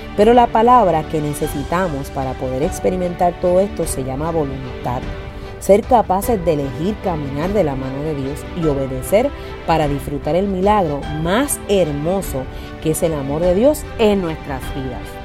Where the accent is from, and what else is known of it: Puerto Rico